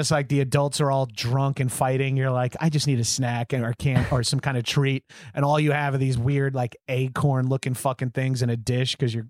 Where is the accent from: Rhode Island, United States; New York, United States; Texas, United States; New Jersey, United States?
New York, United States; I'm from New York